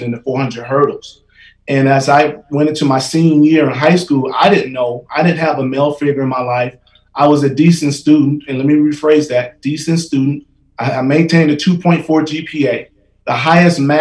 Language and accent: English; Gary, Indiana, United States; moved away as an adult; also born or lived in Colorado / Wyoming; I was a young man growing up in Gary, Indiana